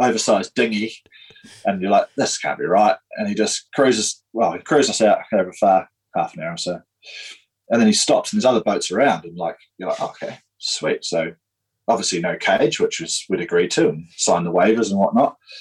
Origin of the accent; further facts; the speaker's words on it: Darfield, Canterbury, New Zealand; also born or lived in Christchurch; I grew up in Darfield, so I said, 30 odd minutes outside of Christchurch yeah. uh, on a farm